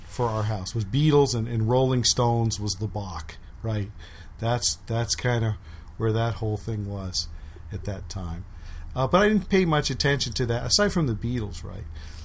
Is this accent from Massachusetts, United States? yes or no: no; Santa Barbara, California, United States; also born or lived in New York City; I was born in New York City, 1963.